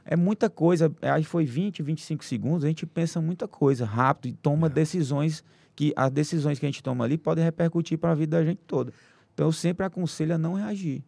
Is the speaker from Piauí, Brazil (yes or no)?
yes; Teresina, Piauí, Brazil; sou aqui de Teresina